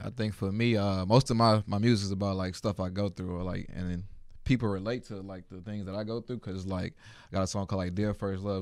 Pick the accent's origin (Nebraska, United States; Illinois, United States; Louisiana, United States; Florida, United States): Louisiana, United States; Baton Rouge; moved away as an adult; also born or lived in Atlanta; I'm from Louisiana